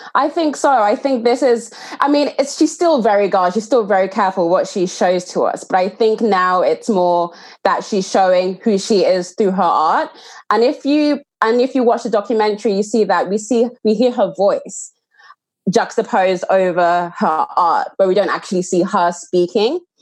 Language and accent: English; Nigeria; as a Nigerian woman